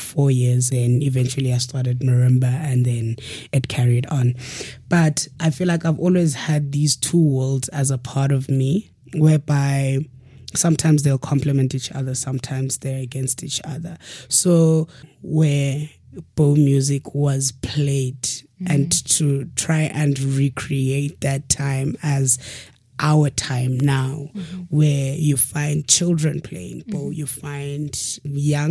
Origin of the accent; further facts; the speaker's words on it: South Africa; also born or lived in Eastern Cape, South Africa / Cape Town, South Africa; I grew up partially in the rural areas of Eastern Cape and partially in the urban city of Cape Town, in the township of Gugulethu